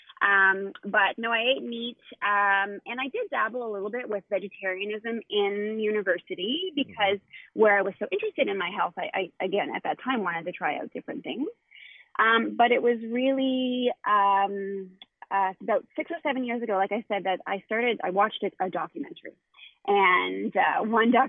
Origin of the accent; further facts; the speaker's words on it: Halifax, Nova Scotia, Canada; So we are from Nova Scotia, Canada